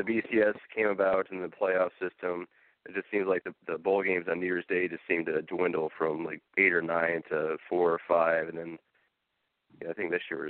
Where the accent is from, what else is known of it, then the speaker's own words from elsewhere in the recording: Nebraska, United States; moved away; I'm not even from Ohio. I'm from Nebraska originally.